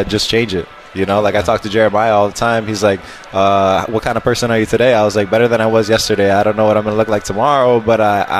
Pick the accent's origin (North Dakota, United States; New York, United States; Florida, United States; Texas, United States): Florida, United States; Miami; I'm from Miami